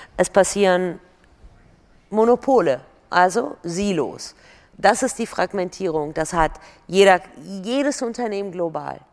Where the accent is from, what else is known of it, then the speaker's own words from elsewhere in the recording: Germany; also born or lived in Iran; ich bin mit acht nach Deutschland gekommen, ich bin Europäerin, ich bin Deutsche, ich bin Perserin